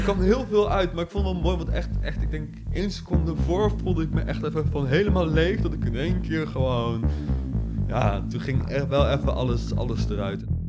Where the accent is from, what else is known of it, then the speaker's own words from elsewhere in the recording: Nijmegen, Gelderland, Netherlands; Ik ben geboren in Nijmegen, getogen in Nijmegen, gebleven in Nijmegen.